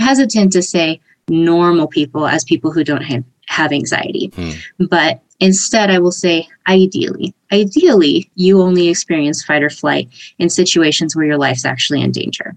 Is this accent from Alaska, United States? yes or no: no; San Diego, California, United States; I'm from San Diego originally, and I've been here most of my life